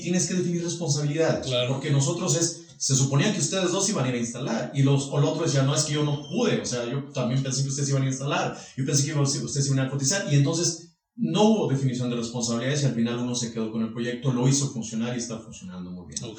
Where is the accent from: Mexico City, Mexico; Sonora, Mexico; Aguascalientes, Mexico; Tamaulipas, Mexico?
Aguascalientes, Mexico; Rincón de Romos; yo soy originario de Rincón de Romos